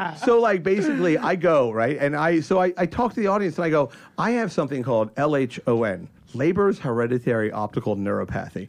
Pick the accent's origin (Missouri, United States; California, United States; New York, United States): New York, United States; moved away; I'm from you know New York